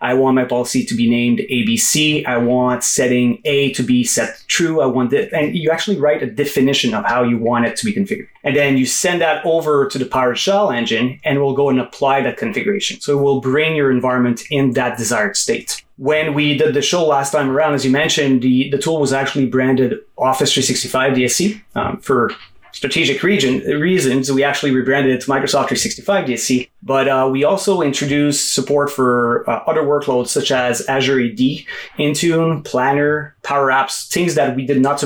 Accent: Quebec, Canada; also born or lived in Gatineau, Quebec; I'm actually from Quebec. So I'm in a city called Gano, which is right across from Ottawa, about 2 hours from Montreal

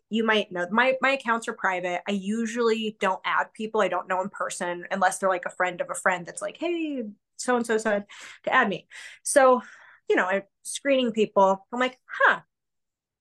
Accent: Wyoming, United States; I was raised in Wyoming. My hometown had about 3,000-ish

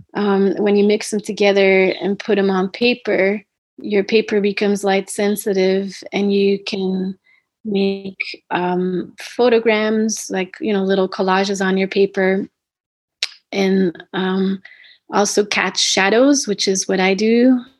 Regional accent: Belgium; now in United States; I was supposed to return to Belgium, um, my home country of Belgium.

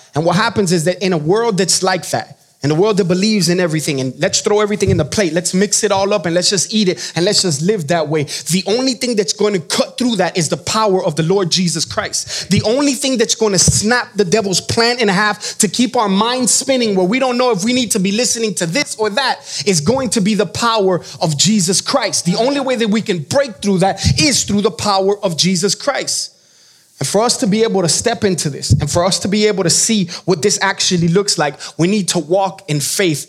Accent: Miami, Florida, United States; moved away; I am from Miami, Florida.

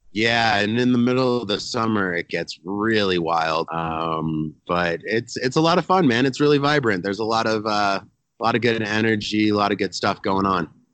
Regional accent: Telluride, Colorado, United States; moved away; also born or lived in Texas; I grew up in the mountains in Colorado. I grew up uh, about seven hour, seven, six and a half, seven hour drive from Denver in a town called Telluride

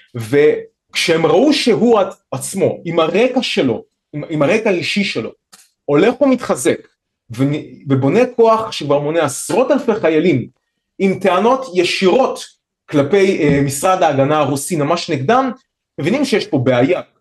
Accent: Israel; אצלנו בישראל

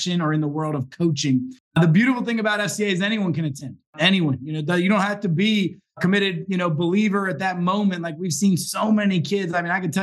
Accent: Baltimore, Washington, D.C. corridor, Maryland, United States; now in Philadelphia suburb, United States; I grew up in the Baltimore, Washington, D.C. kind of corridor area

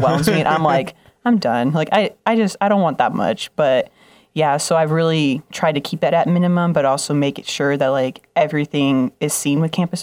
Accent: Las Vegas, Nevada, United States; moved away; I'm from Las Vegas. I feel like that's a big title just in itself, being from Las Vegas.

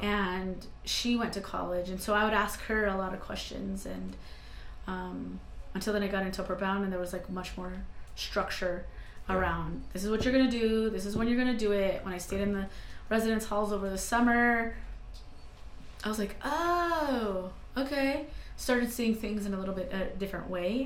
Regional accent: Santa Fe, New Mexico, United States; also born or lived in Mora, New Mexico; I grew up in Santa Fe, New Mexico, and um, being from northern New Mexico is hugely important to me

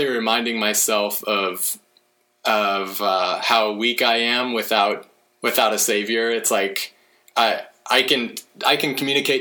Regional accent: Oklahoma, United States; moved away as an adult; also born or lived in California; now in Washington, United States; I grew up in Oklahoma

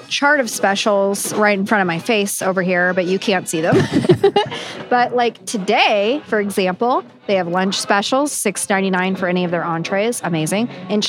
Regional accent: Oklahoma, United States; Never again. I'm from Oklahoma, so I can do it.

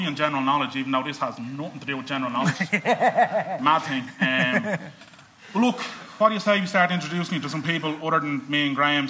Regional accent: Ballybrack, Leinster, Ireland; I'm from Ballybrack

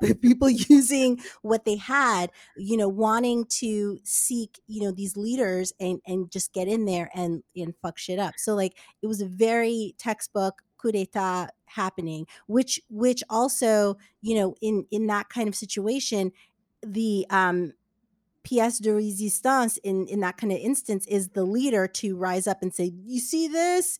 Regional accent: New Jersey, United States; I grew up in Jersey

